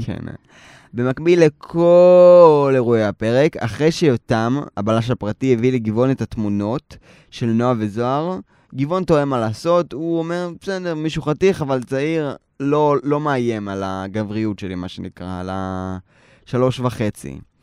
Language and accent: Hebrew; Tel Aviv, Tel Aviv District, Israel; אני נולדתי בתל אביב